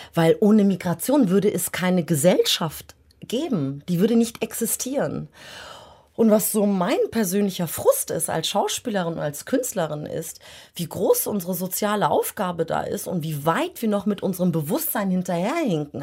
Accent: Germany; ich bin in Deutschland geboren und groß geworden

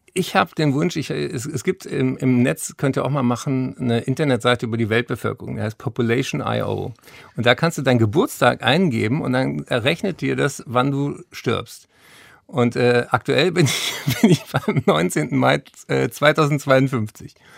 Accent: Berlin, Germany; ich bin ja hier in Berlin zur Schule gegangen

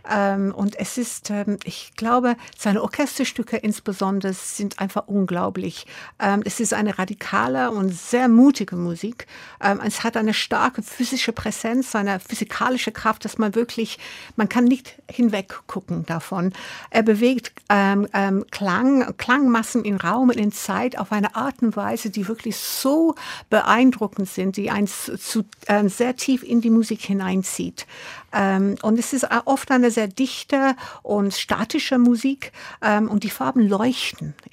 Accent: Brixton, London, United Kingdom; Ich komme aus Brixton, ja.

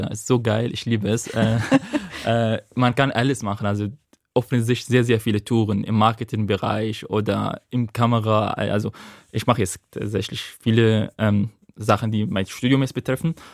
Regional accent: Syria; German is a second language; Und dann habe ich mich vorgestellt … ich komme aus Syrien.

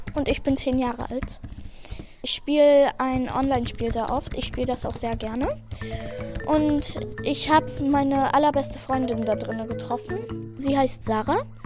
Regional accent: Bulgaria; moved away; wo ich geboren bin, also in Bulgarien.

